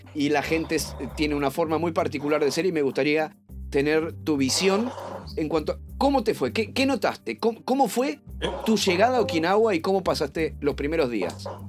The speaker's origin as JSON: {"language": "Spanish", "country": "Uruguay", "said": "los dos somos uruguayos"}